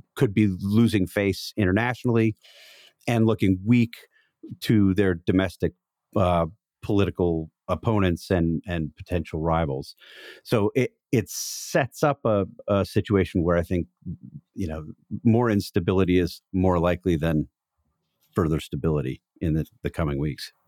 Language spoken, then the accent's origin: English; Wauwatosa, Wisconsin, United States; I am from Wauwatosa